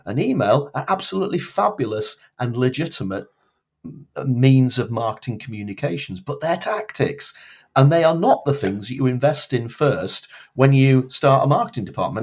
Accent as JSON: {"language": "English", "town": "Blackpool", "region": "North West England", "country": "United Kingdom", "tie": "born or raised there", "moved": "as an adult", "lives_now": "Edinburgh, United Kingdom", "said": "I was born in Blackpool, um, in the north of England, although I've lived now in Edinburgh, in Scotland, for getting on for twenty-six years. Um, after I grew up in Blackpool"}